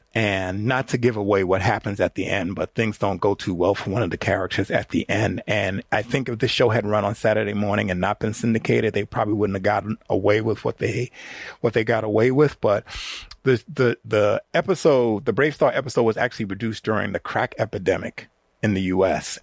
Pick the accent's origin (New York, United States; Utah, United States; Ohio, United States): New York, United States; New York City; me and my friends growing up in the Bronx